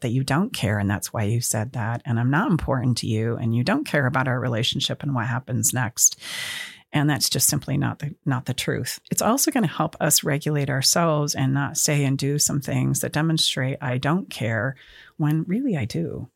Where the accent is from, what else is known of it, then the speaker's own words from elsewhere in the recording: Utah, United States; moved away as an adult; now in Auburn, California, United States; I am from Utah